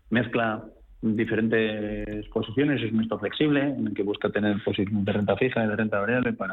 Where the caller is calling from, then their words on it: Seville, Andalusia, Spain; de Sevilla.